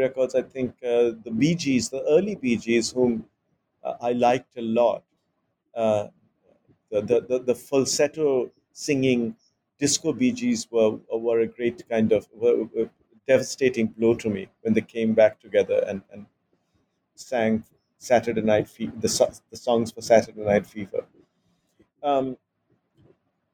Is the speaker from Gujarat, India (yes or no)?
no; Mumbai, Maharashtra, India; I was growing up in Bombay, which is in Maharashtra and not in Bengal